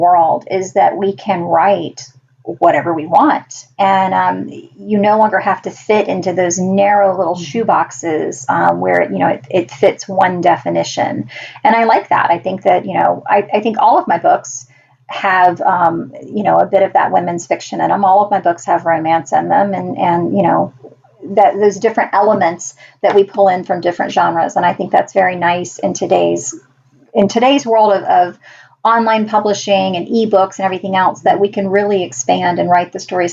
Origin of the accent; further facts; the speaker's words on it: Deep South, United States; I grew up in the Deep South